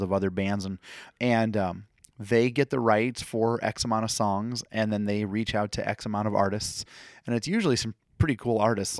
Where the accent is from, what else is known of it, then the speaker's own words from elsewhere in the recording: Fort Dodge, Iowa, United States; this is my hometown.